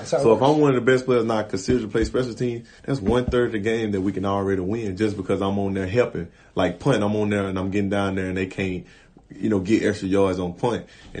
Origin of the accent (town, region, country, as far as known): Louisiana, United States